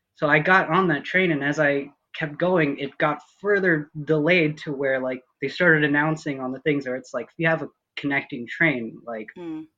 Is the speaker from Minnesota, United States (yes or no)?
yes; Minnesota, United States; moved away as an adult; born and raised in Minnesota, lived there, you know, up until like I finished college